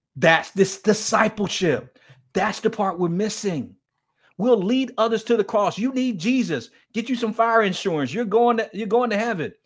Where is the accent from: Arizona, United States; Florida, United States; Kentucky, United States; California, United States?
Florida, United States; Miami; I grew up in Miami, Florida, in one of the toughest inner-city ghettos in Miami, Florida